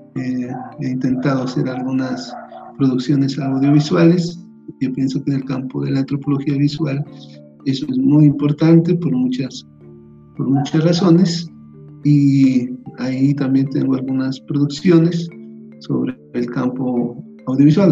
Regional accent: Aldana, Nariño, Colombia; moved away; also born or lived in Pasto / Popayán; soy de Nariño, soy de un pueblito que se llama Aldana, la frontera, es un pueblo fronterizo con el Ecuador.

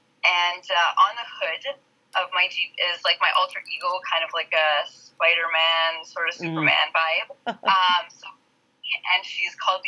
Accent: Ontario, Canada; I'm from Ontario, Canada.

